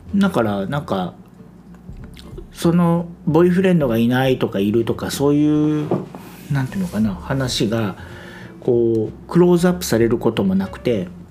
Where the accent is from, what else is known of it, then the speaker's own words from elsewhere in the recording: Japan; now in Taiwan; 多分日本にいないからだとは思うんですけど